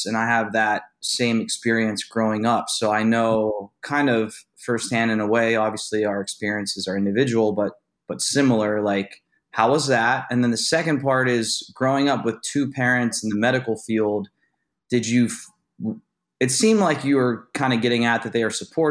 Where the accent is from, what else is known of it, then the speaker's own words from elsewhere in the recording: Youngstown, Ohio, United States; I'm from Youngstown, so I'm very familiar with Pittsburgh.